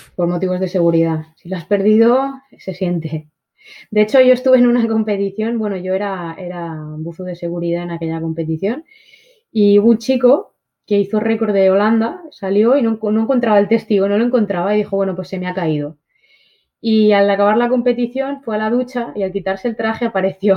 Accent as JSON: {"language": "Spanish", "country": "Spain", "said": "toda la historia de mi país"}